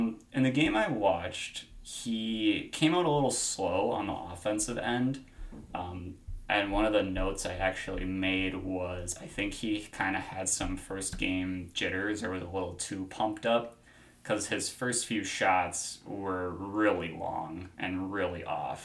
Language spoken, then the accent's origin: English; Midwest, United States; accent: Midwest; my Midwest accent